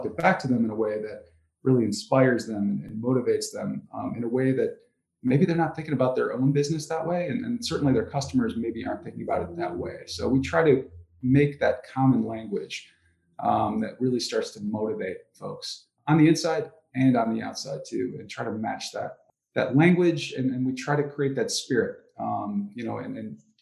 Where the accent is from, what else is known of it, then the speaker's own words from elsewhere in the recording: Ann Arbor, Michigan, United States; I grew up in Ann Arbor, so I'm still here